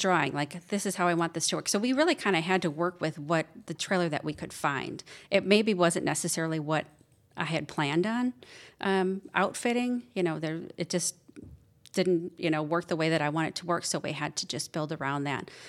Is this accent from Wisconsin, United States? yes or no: yes; Wisconsin, United States; moved away as an adult; now in Georgia, United States; I grew up in Wisconsin. Um, I've been down here in Georgia for almost five years now